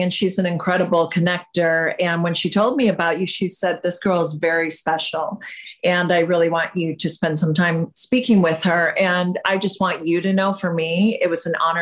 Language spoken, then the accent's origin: English; Michigan, United States; moved away as an adult; also born or lived in England; now in California, United States; I'm from England, but I grew up in Michigan